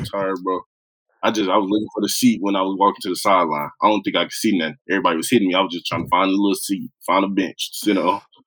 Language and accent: English; Oklahoma, United States; growing up in Oklahoma.